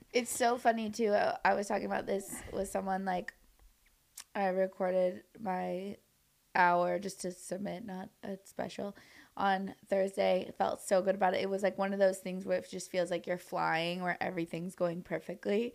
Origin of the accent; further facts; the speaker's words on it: Orange County, California, United States; also born or lived in New York; now in Los Angeles, United States; I grew up in Orange County, which, like, an hour and a half away from here